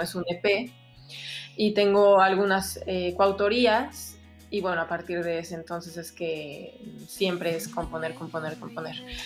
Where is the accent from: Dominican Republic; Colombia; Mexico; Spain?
Mexico; moved away as an adult; also born or lived in Mexico City; cuando me regresé a vivir a, México, me fui a la Ciudad de México